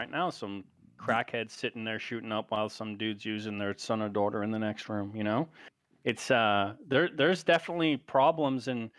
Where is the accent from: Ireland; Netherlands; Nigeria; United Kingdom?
United Kingdom; So, for example, I'm British, right? So I'm a redcoat.